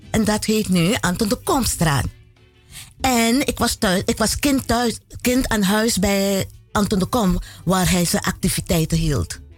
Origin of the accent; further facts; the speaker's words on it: Paramaribo, Paramaribo District, Suriname; moved away; also born or lived in Netherlands; Ja, ik ben nog geboren in Suriname. Waar precies? Eh, Paramaribo.